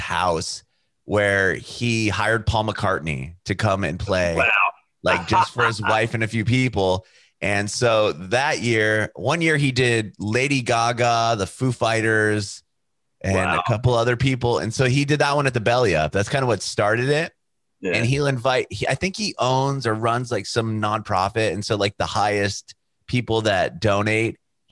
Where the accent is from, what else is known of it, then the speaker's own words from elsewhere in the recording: San Diego, California, United States; That's around my hometown from San Diego